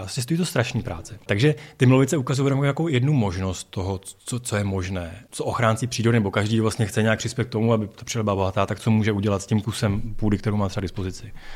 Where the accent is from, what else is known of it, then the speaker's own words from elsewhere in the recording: Czechia; já jsem z Krkonoš